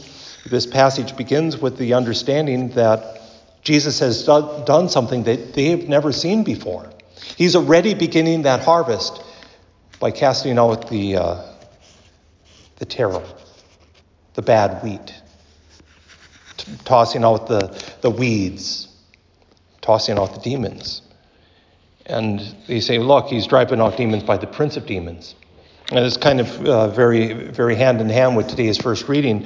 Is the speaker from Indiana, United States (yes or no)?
no; Wabasso, Minnesota, United States; growing up in Wabasso like I did